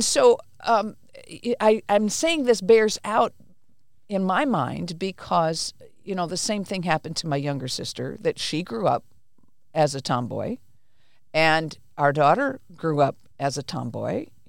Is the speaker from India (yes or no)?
yes; India; born there; So I was born in India. My parents were missionaries, really good people.